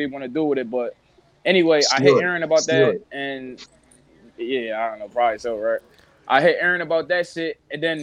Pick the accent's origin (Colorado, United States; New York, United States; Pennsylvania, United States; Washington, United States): Pennsylvania, United States; Philadelphia; from North Philly, a rapper.